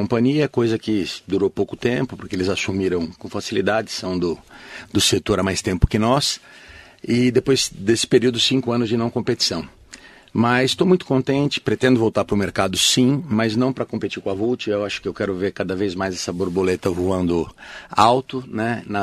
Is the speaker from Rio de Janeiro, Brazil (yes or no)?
no; Mogi das Cruzes, São Paulo, Brazil; É, na verdade, eu não nasci em Mogi, mas eu me considero mogiano de coração porque eu vim para cá com sete meses, né? Bebê. Então, nasci São, é, em São Paulo